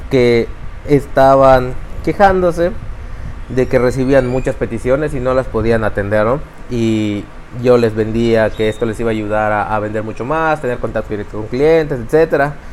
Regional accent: Mérida, Yucatán, Mexico; born there; Eh, pues tengo 35 años y nací aquí en Mérida, Yucatán.

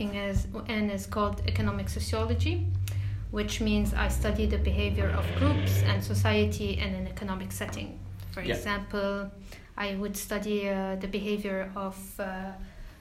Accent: Baabda, Mount Lebanon, Lebanon; now in Australia; I'm from Babda, which is 20 minutes away from Beirut

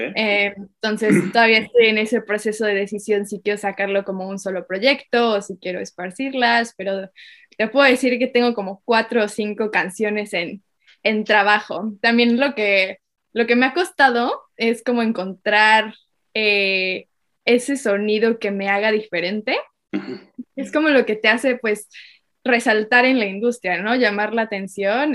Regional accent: Mexico; moved away as an adult; now in Sydney, Australia; mexicana, eh, pero ahora estoy viviendo en Australia

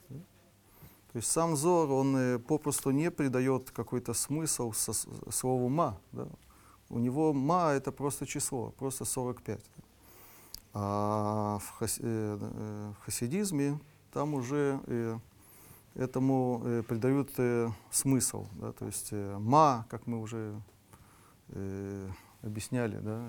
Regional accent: Russia; мы из России

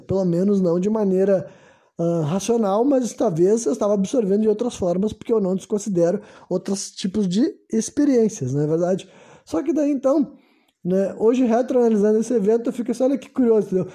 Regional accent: Brazil; eu nasci no Brasil

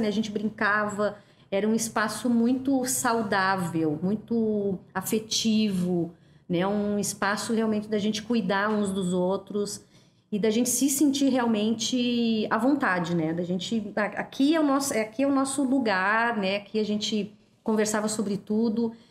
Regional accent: Porto Alegre, Rio Grande do Sul, Brazil; vim de Alegrete na, ainda na minha primeira infância. E a gente veio para Porto Alegre para o meu pai trabalhar como zelador no bairro Bonfim

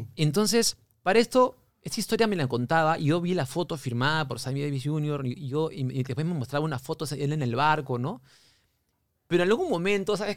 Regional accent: Lima, Peru; also born or lived in Miami

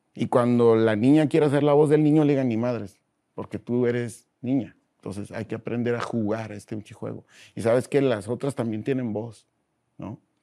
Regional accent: Mexicali, Baja California, Mexico; nací en la Ciudad de México, soy de Mexicali, ¿no? Porque toda mi vida la he pasado allá

